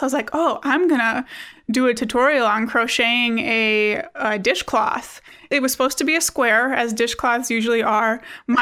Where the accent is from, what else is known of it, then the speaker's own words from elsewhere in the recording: Wisconsin, United States; I'm from Wisconsin, which is freezing cold right now